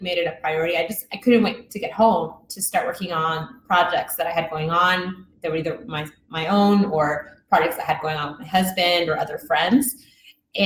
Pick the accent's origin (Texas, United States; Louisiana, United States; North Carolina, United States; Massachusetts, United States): Texas, United States; Houston; also born or lived in Mexico; I'm originally from Mexico, but I'm not really allowed to tell people I'm from Mexico anymore if I've been here since I was like 2-3 years old, but I still do it. And I grew up in the south side of Houston